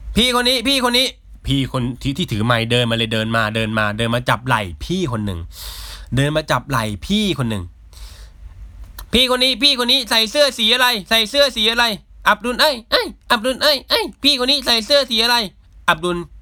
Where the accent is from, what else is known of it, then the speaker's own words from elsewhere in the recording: Sakon Nakhon, Isan, Thailand; moved away; ผมเป็นเด็กเติบโตที่ดินแดนภาคอีสานนะครับ ติดกับหนองคาย ซึ่งหนองคายติดแม่น้ำโขงซึ่งเรียกว่าว่าผมเป็นเด็กอีสานเต็มตัว